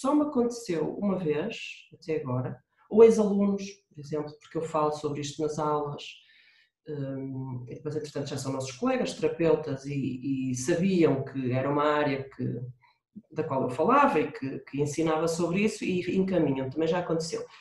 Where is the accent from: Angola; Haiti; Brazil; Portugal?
Portugal; the North, Norte; accent: Northern (pronúncia do Norte); eu tenho pronúncia do Norte e não a quero mudar